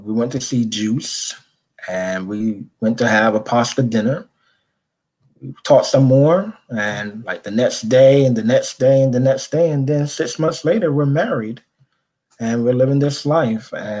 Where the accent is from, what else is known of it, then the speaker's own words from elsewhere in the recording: New York City, New York, United States; accent: Caribbean; moved away as an adult; also born or lived in Barbados (ancestry); now in New Jersey, United States; born and raised in Brooklyn, New York. I'm a first generation American of two Barbadian parents and of Barbadian heritage